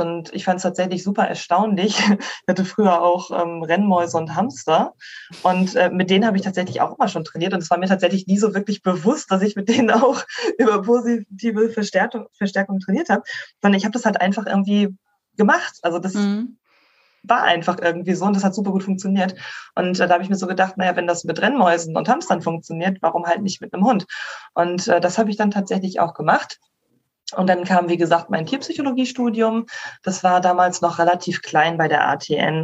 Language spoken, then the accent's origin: German; Schleswig, Schleswig-Holstein, Germany; ich komme aus äh, Schleswig ursprünglich, bin gebürtige Schleswig-Holsteinerin